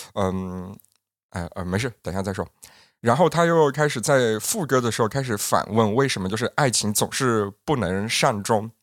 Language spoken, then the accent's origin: Chinese; Yunnan, China; 我们云南人